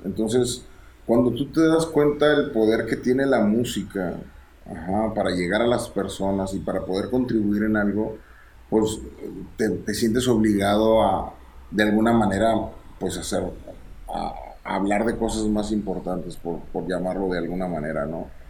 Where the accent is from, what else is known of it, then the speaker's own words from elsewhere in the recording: Monterrey, Nuevo León, Mexico; soy de Monterrey, entonces el soundtrack que se escuchaba en mi casa